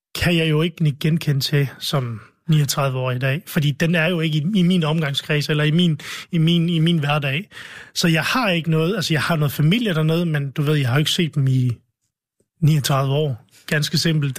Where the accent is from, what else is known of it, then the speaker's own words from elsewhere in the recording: Vestløs, North Denmark Region, Denmark; also born or lived in Lebanon; min barndomsby Vestløs